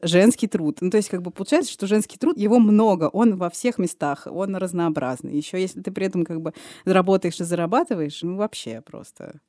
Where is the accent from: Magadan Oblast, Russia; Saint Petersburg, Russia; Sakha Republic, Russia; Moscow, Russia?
Moscow, Russia; я москвичка